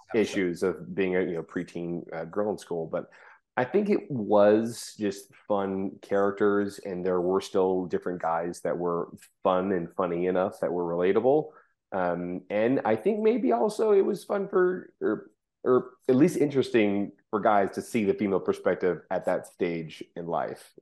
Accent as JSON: {"language": "English", "area": "Orange County", "region": "Southern California", "country": "United States", "tie": "born or raised there", "said": "I grew up in Orange County, um, Southern California, not Florida"}